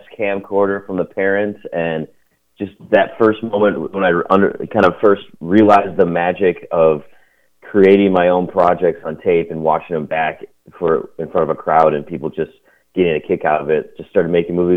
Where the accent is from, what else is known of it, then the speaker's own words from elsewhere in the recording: Midwest, United States; I grew up in the Midwest, so this is Wisconsin and Minnesota area